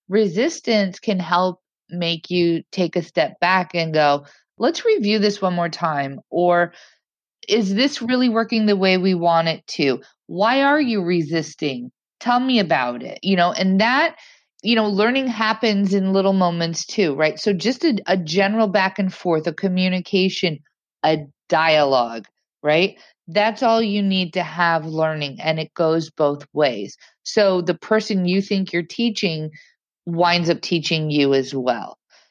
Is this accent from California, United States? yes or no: no; Indiana, United States; also born or lived in Massachusetts / London; now in New York, United States; I'm from Indiana. I moved to New York. I moved to Massachusetts. I moved back to New York. I lived in London. I moved back to New York.